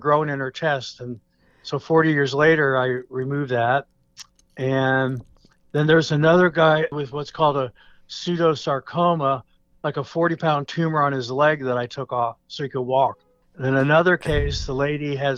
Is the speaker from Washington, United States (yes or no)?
no; Allentown, Pennsylvania, United States; growing up in Allentown, PA